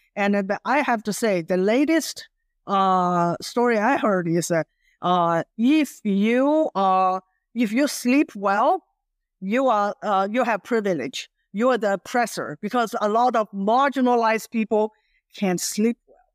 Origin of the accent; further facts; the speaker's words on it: China; English is a second language; moved away as an adult; also born or lived in Virginia, United States; now in United States; growing up in Mouse, China